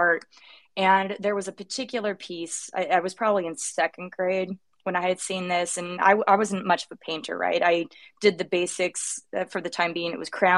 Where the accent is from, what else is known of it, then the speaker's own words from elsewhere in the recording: Sacramento, California, United States; now in Los Angeles, United States; I'm from Northern California originally, so Sacramento, the Bay adjacent, I guess, where you pay your taxes in California